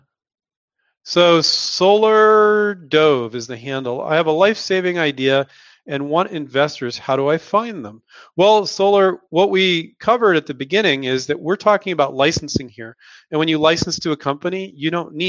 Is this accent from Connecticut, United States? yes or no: no; Silicon Valley, California, United States; moved away as an adult; also born or lived in San Diego, California / Chico, California; now in Henderson, Nevada, United States; Silicon Valley is where I grew up